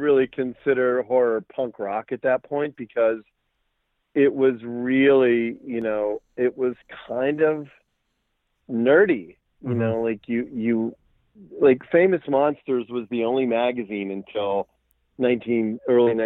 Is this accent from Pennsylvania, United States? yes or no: yes; Pittsburgh, Pennsylvania, United States; I grew up in North Hills, which is literally 20 minutes from Evans City.